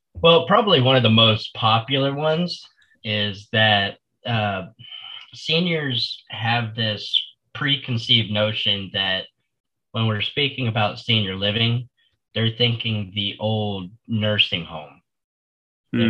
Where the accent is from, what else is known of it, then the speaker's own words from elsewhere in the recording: Florida, United States; I was born and raised here in Florida